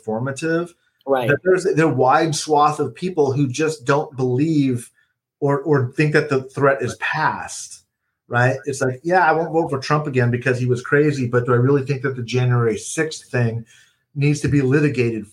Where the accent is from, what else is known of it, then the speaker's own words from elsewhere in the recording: California, United States; I'm a Californian